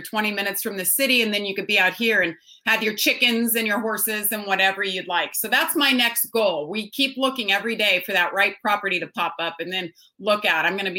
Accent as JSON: {"language": "English", "region": "California", "country": "United States", "tie": "born or raised there", "said": "I'm an only child, and I actually was born and raised in Lake Tahoe, California."}